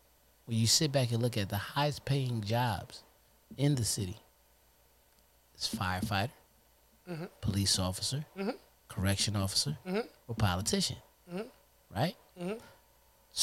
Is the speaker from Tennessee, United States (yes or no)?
no; Trenton, New Jersey, United States; We were born and raised in Trenton, New Jersey